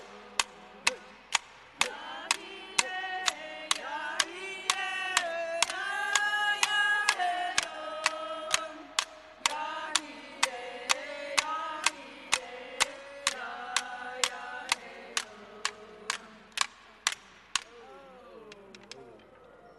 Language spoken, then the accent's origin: English; Round Valley, California, United States; we're from Round Valley